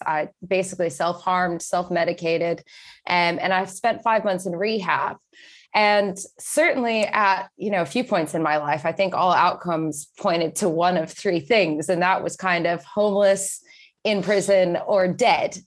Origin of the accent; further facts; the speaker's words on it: Texas, United States; moved away as an adult; also born or lived in Scotland; now in United Kingdom; I grew up in Texas, and I moved over to the U K when I just turned eighteen